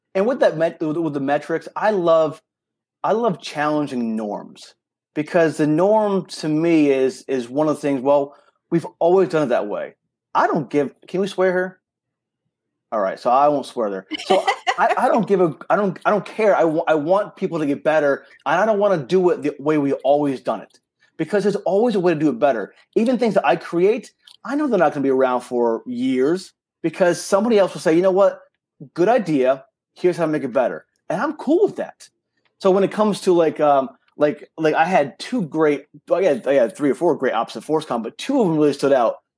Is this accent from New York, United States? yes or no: yes; New York, United States; accent: New York; I grew up in New York, so I do talk fast.